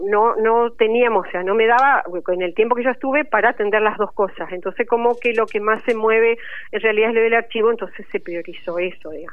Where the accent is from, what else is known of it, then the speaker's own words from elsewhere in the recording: Goya, Corrientes, Argentina; moved away as an adult; now in Paraná, Argentina; yo soy correntina y bueno, vine a estudiar acá bibliotecología